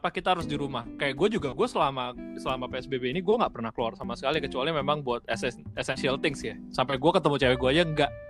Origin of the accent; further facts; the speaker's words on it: Jakarta, Indonesia; Gua gua gua mewakili kota gue aja orang-orang Jakarta mungkin banyak yang bandel.